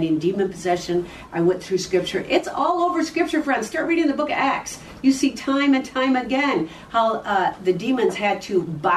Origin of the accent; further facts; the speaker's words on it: Chanhassen, Minnesota, United States; from Chanhassen, Minnesota